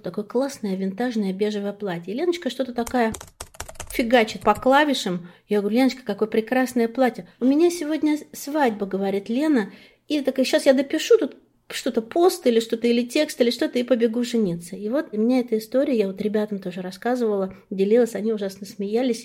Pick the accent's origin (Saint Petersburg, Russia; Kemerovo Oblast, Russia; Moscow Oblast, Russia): Moscow Oblast, Russia; Klin; была лучшим бухгалтером города Клин. Это мой родной город